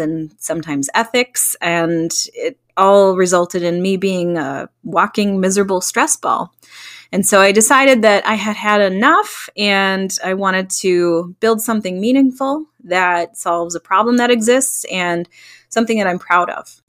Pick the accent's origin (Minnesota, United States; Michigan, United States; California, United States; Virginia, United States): Minnesota, United States; Stillwater; moved away as an adult; now in Hudson, United States; Both my husband and I were born and raised in Stillwater, and for the past 10 years or so, we've lived in Hudson